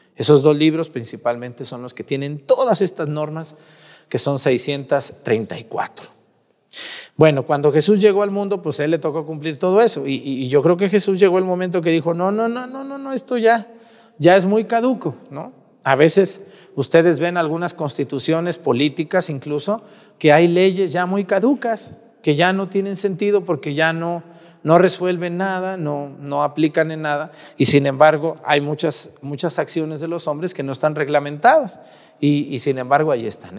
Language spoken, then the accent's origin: Spanish; Mexticacán, Jalisco, Mexico; moved away; mi pueblo que tanto extraño, mi pueblo, Mesticacán, allá en Jalisco, un pueblo muy chiquito de los Altos de Jalisco